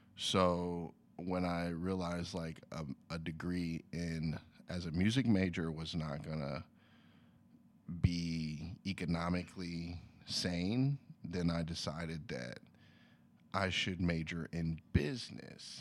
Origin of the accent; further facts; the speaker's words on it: Lexington, Kentucky, United States; moved away as an adult; now in Los Angeles, United States; I'm from Lexington, Kentucky originally